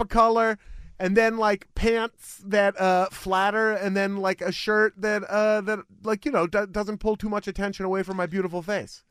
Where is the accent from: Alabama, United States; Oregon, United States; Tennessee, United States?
Oregon, United States; Beaverton; This is the city that raised me. Beaverton is the city where I was born.